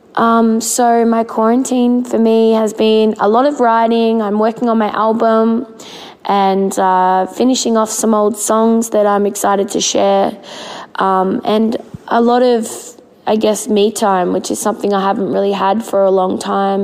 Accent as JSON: {"language": "English", "town": "Melbourne", "region": "Victoria", "country": "Australia", "tie": "born or raised there", "said": "Melbourne, which is my hometown"}